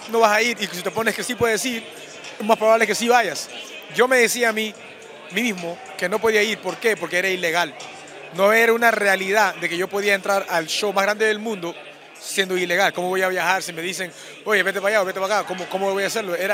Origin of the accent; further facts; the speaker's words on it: Peru; now in United States; representando mi país, Perú, porque nací en Perú